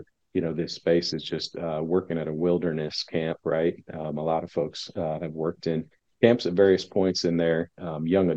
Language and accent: English; Indianapolis, Indiana, United States; I'm from Indianapolis. You know, really have lived in and around this area my whole life.